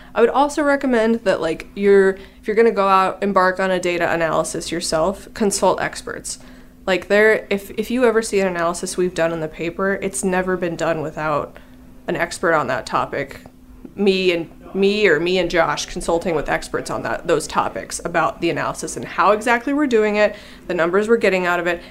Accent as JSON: {"language": "English", "region": "Illinois", "country": "United States", "said": "I'm from Illinois"}